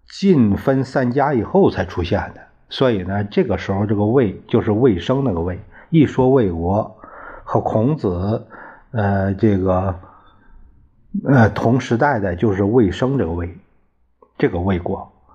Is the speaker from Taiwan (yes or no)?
no; Puyang, Henan, China; 我老家呀是濮阳市人